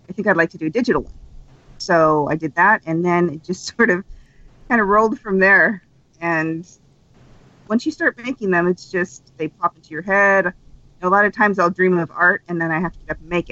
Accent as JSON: {"language": "English", "region": "Utah", "country": "United States", "said": "I'm from Utah, and it's super religious there"}